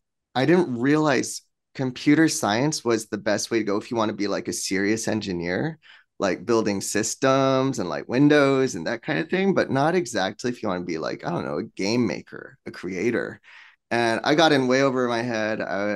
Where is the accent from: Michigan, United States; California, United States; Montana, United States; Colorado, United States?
California, United States; Torrance; born there; I was born here in Torrance, right?